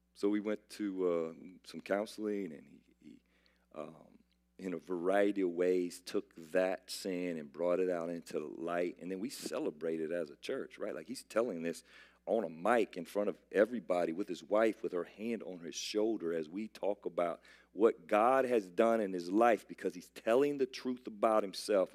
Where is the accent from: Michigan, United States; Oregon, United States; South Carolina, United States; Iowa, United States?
South Carolina, United States; I'm from South Carolina